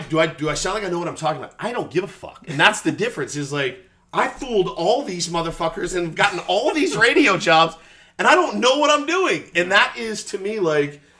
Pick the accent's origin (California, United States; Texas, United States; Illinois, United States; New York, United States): Texas, United States; I grew up in Texas